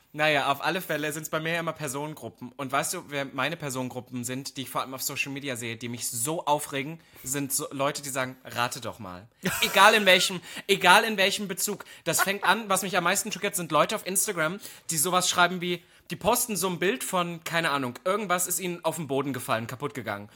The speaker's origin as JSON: {"language": "German", "region": "East Germany", "country": "Germany", "moved": "yes", "said": "als Ossi"}